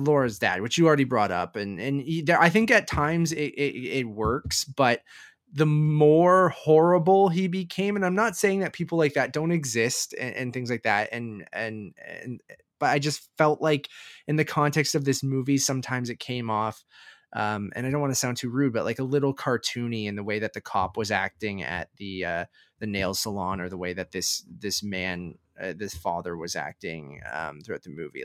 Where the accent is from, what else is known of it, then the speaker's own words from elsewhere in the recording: Canada; being Canadian